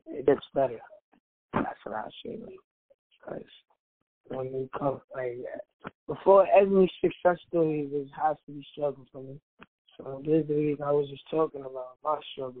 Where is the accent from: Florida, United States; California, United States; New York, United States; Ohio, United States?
New York, United States; New York City; I'm still from Brooklyn